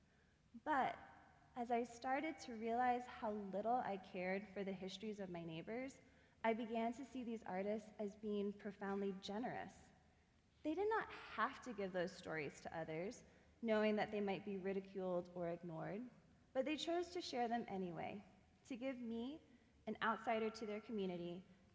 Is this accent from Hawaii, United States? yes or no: yes; Hawaii, United States; moved away as an adult; also born or lived in St. Louis; now in Lookout Mountain, United States; like me, was born and raised in Hawaii